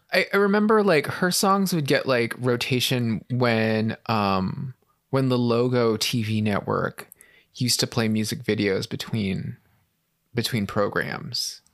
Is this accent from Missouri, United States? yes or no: no; San Francisco, California, United States; growing up in San Francisco, um, we had a, we lived in, like, a flat in San Francisco